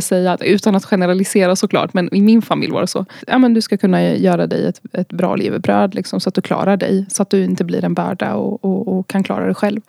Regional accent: Gyttorp, Örebro County, Sweden; also born or lived in Baghdad, Iraq; vi är född i Bagdad, i Irak. Vi lämnade Irak när jag var ungefär fyra år gammal. och så flyttade vi till en liten, liten ort som heter Gyttorp

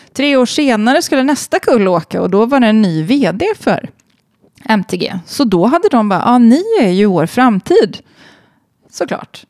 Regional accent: Sweden; moved away; alla mina vänner hemma i Sverige

